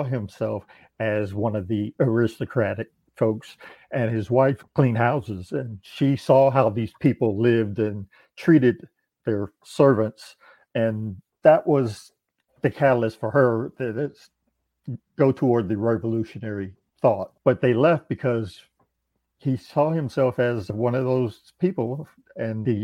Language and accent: English; Columbus, Ohio, United States; moved away as an adult; I'm born and raised in Columbus, Ohio